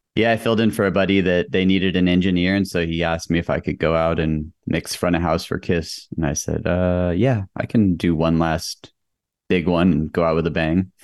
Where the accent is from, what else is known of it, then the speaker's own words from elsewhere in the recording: El Paso, Texas, United States; moved away as an adult; I grew up in El Paso, Texas.